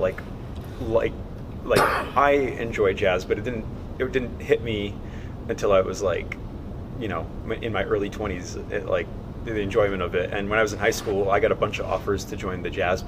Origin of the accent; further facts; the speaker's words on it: Fairhaven, Massachusetts, United States; also born or lived in New Bedford, Massachusetts; I was born in New Bedford, Mass. I'm from Fairhaven.